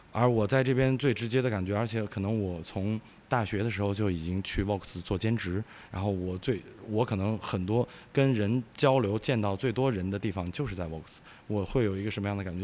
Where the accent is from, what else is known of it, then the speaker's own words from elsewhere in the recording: northern China, China; now in Wuhan, China; 我，小时候是在北方生活，所以我来武汉待了十，也十五年了